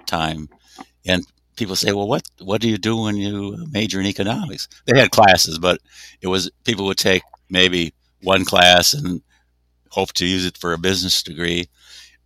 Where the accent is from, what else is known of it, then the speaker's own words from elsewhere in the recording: Chicago, Illinois, United States; moved away as an adult; also born or lived in Evanston, Illinois / Glenview, Illinois; now in Ann Arbor, United States; I grew up in the Chicago area